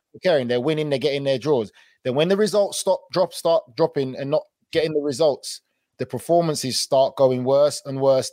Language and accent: English; England, United Kingdom; moved away as an adult; now in United States; I'm English